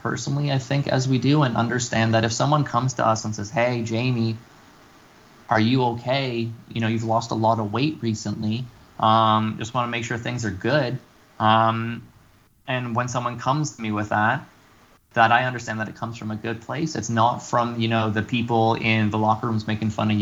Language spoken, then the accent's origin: English; Canada; We're Canadian.